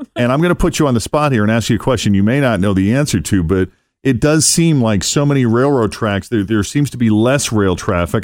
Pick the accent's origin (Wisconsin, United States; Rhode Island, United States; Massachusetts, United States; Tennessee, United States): Massachusetts, United States; Boston; moved away; I'm originally from the Boston area